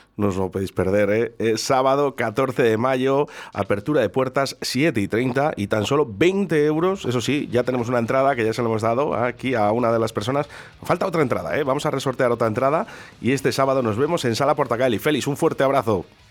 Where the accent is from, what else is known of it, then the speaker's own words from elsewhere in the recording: Durango area, Basque Country, Spain; los que somos de Durango, de Yurreta, de Zaldívar